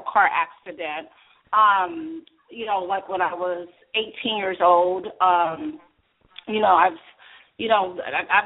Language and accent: English; Berkeley, California, United States; also born or lived in Oakland, California; I am from Berkeley, California. Now, you guys better understand, this is the land of the nerds.